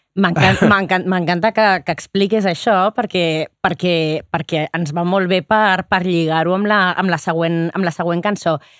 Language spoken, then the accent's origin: Catalan; Barcelona, Catalonia, Spain; com a barcelonina